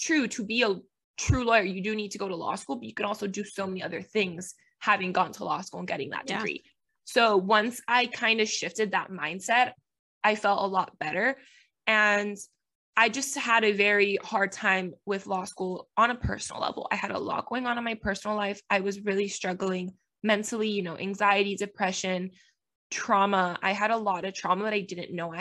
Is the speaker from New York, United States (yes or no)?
no; Miami, Florida, United States; first language Spanish; English is a second language; moved away as an adult; now in Tennessee, United States; I am from Miami, Florida